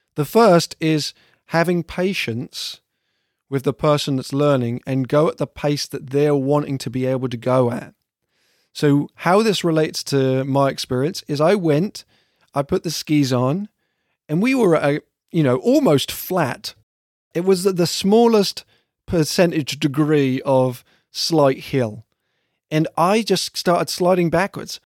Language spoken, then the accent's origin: English; south of England, United Kingdom; now in Vermont, United States; I'm from England, and specifically from the south of England